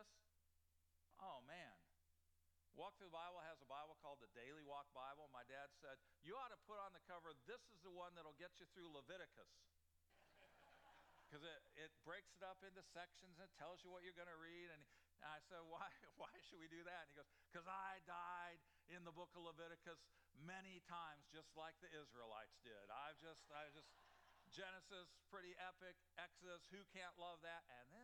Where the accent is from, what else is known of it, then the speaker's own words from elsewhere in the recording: Illinois, United States; I grew up in Illinois